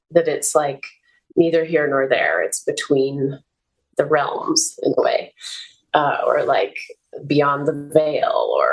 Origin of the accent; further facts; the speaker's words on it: New England, United States; also born or lived in Colorado; I grew up in New England and Colorado, where you might have a six month winter